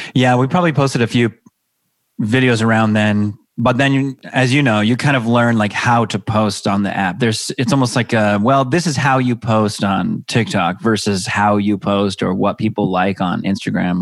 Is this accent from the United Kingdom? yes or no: no; Seattle, Washington, United States; moved away as an adult; now in Los Angeles, United States; I'm 39. I have two kids. I have a six year old son and a two and a half year old daughter. I'm originally from Seattle area